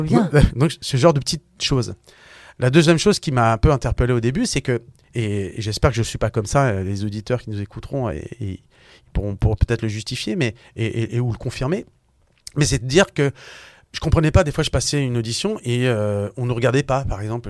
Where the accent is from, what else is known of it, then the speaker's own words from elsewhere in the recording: Issy-les-Moulineaux, Île-de-France, France; j'ai grandi à Issy-le-Moulineau, donc dans le 92. voilà, tout simplement euh, en France